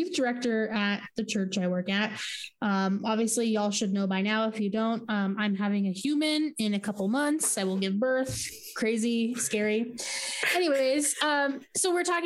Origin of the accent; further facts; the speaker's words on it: Arizona, United States; I grew up in Mormon country, so it's like, you know, not Utah, but, you know, still Arizona's very Mormon country